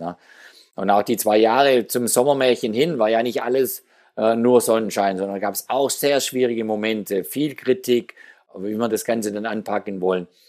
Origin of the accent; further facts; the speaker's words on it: Geislingen, Baden-Württemberg, Germany; In meiner Heimatstadt Geislingen, wo ich aufgewachsen bin